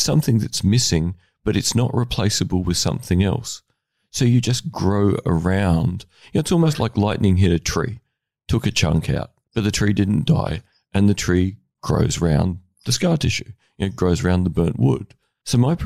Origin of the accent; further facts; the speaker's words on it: Australia; I'm an Australian male